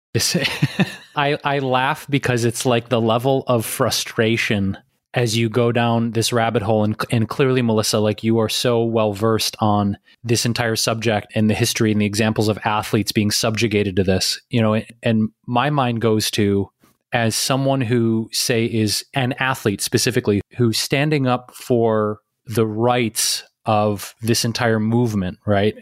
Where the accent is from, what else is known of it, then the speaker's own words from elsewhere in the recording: Detroit, Michigan, United States; that's my hometown. So, I mean, I grew up watching the Pistons. I was a huge Detroit Pistons fan